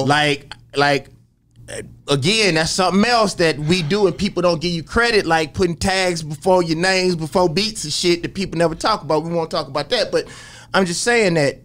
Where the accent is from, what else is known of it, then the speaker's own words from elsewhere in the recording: Jackson, Mississippi, United States; growing up in Jackson, Mississippi